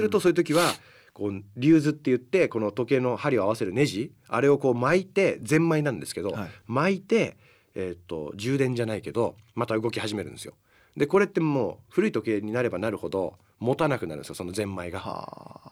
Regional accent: United States; moved away; 僕アメリカで生まれてる

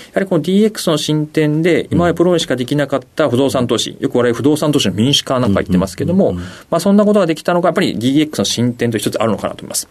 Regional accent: Gunma, Japan; 生まれ群馬県になりま

